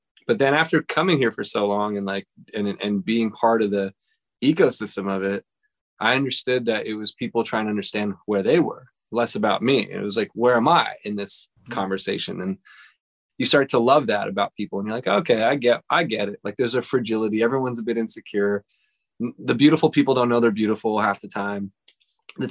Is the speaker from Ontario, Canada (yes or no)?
no; Montreal, Quebec, Canada; moved away as an adult; now in Pasadena, United States; I'm from Montreal.